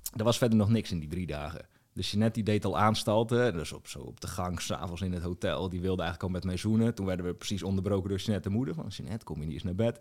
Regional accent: Strijen, South Holland, Netherlands; moved away as an adult; also born or lived in Hoeksche Waard / Drenthe; in Strijen, waar ik vandaan kom

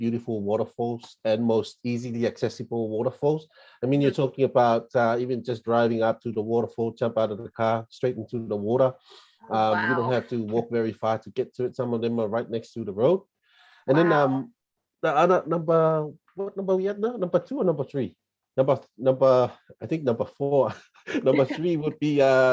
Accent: Samoa; I grew up in Samoa, I'm a Samoan born and raised boy

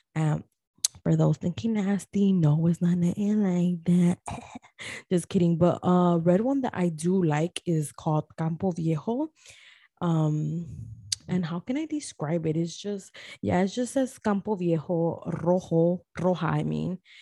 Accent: Guatemala; I am from Guatemala

